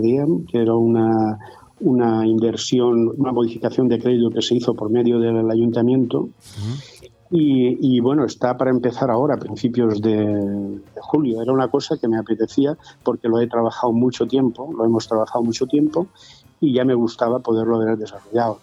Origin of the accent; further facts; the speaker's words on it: Callosa d'en Sarrià, Valencian Community, Spain; Mi pueblo